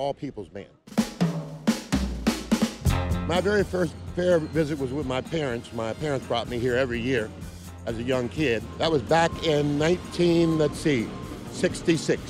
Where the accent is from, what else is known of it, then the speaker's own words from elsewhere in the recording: Columbus, Ohio, United States; also born or lived in Delray Beach, Florida; I'm from Columbus, Ohio. Live half the year in Delray Beach, Florida, and half the year in Columbus, Ohio